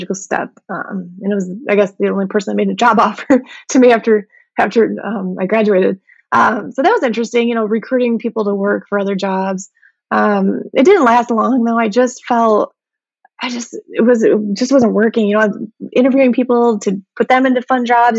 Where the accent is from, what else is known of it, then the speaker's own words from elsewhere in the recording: Midwest, United States; I grew up in the Midwest